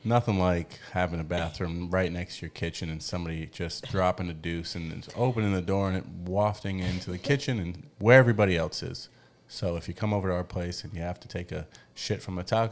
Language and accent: English; United States; moved away as an adult; now in Mexico; we're from America